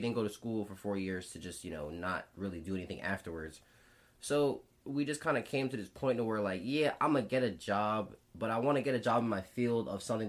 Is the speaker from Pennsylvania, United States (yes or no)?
yes; Philadelphia, Pennsylvania, United States; also born or lived in Bloomsburg; us growing up in Philly